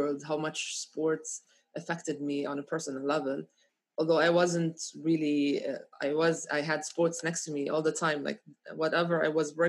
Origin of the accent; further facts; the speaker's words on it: Ramallah, West Bank, Palestine; I come from Ramallah, Palestine